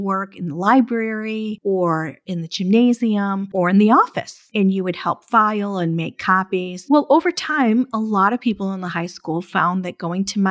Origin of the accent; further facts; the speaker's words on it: Birmingham, Michigan, United States; I grew up in Michigan and I went to Birmingham Groves High School